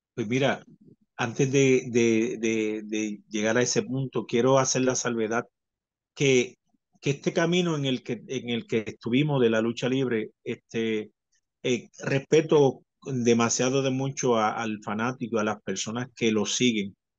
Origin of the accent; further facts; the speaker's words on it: Puerto Rico; el campeón de Puerto Rico, porque no iba a representar eh, nada más ni nada menos que a mi pueblo, a mi gente, a lo que, a lo que yo pertenezco